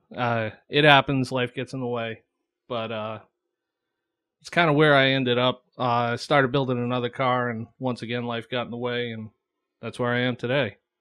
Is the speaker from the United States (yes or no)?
yes; Webster, Massachusetts, United States; also born or lived in Florida / Dudley, Massachusetts / Southbridge, Massachusetts / Oxford, Massachusetts; I grew up in Webster, Massachusetts